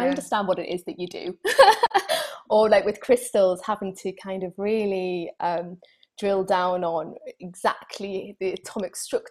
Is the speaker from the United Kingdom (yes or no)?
yes; United Kingdom; being typically British